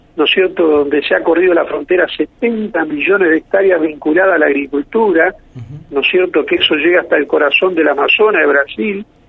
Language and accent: Spanish; small town near Villa María, Córdoba, Argentina; moved away; also born or lived in Santa Fe; Yo soy hijo de esa comarca, soy cordobés, soy hijo de ahí de un pueblito, nací en un pueblo muy, muy cerquita a Villa María